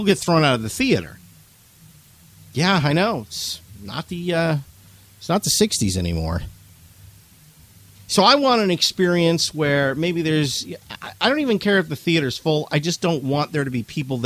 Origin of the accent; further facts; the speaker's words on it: New England, United States; I'm from New England